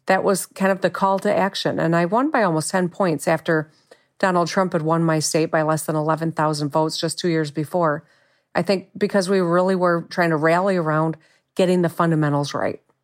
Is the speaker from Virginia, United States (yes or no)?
no; Michigan, United States; lifelong Michigander. I've lived here my whole life